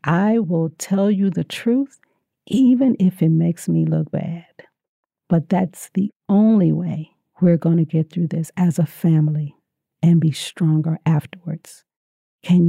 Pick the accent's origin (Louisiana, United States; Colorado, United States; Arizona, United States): Louisiana, United States; I'm from Louisiana?